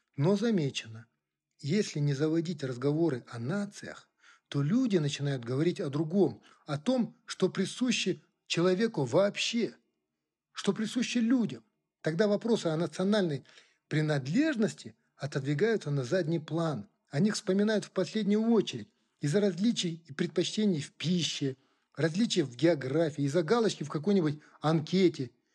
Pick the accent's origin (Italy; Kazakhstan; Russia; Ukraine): Kazakhstan; first language Kazakh; Russian is a second language; Я сам казах